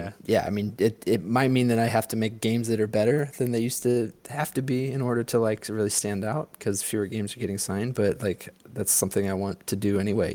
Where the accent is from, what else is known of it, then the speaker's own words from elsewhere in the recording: St. Louis, Missouri, United States; I'm from St. Louis. Grew up in St. Louis